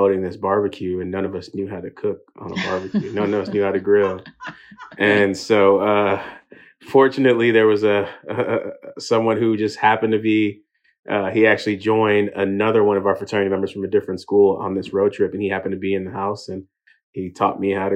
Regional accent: Houston, Texas, United States; also born or lived in England; I'm Nigerian. Was actually born in England, but made it out to Houston by the age of three. And ultimately grew up in a Nigerian household in America.

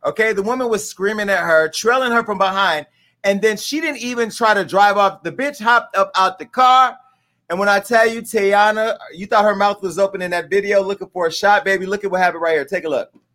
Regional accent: Stockton, California, United States; my hometown of Stockton, California

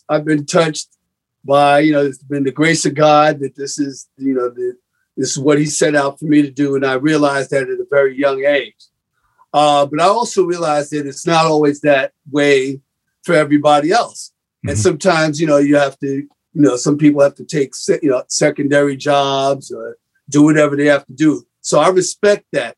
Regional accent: New York, United States; I was raised in the Grant Projects, right down the block from Columbia University

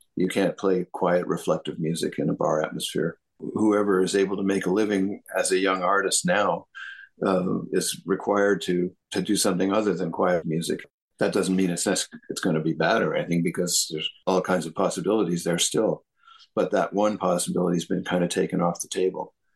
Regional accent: Canada

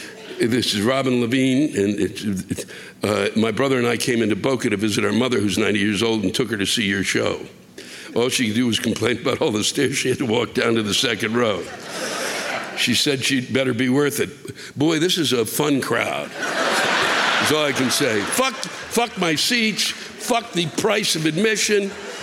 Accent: Canada; as a Canadian living in the snow tundra, we seem to use sarcasm to help get through these endless fucking snowstorms that come every fucking weekend here on the East Coast.

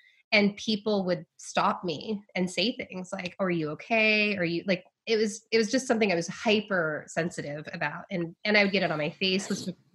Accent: California, United States; also born or lived in Minnesota; I grew up in California from the time I was, 6 years old

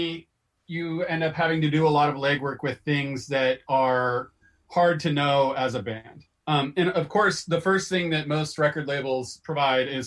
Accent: Bay Area, California, United States; moved away as an adult; also born or lived in San Diego / New York; now in Portland, United States; I'm from the Bay Area since I was a kid.

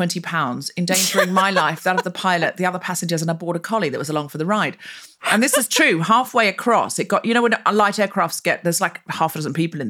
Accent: Australia; accent: Australian; Although I don't think my Australian accent's that's great anymore. People, Australian friends, I go, you sound like a pom doing an Aussie accent, ….

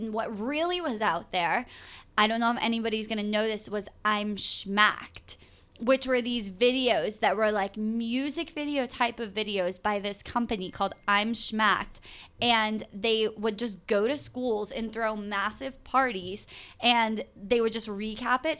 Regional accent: Massachusetts, United States; I am From Massachusetts, I went to Boston University with Gretchen

